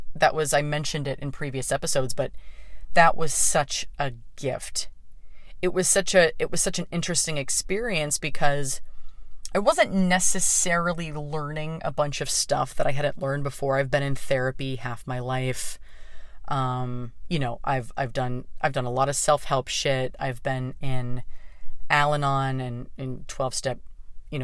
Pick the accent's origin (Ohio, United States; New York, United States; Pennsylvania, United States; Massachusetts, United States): Pennsylvania, United States; Pittsburgh; moved away as an adult; now in Los Angeles, United States; me coming home to Pittsburgh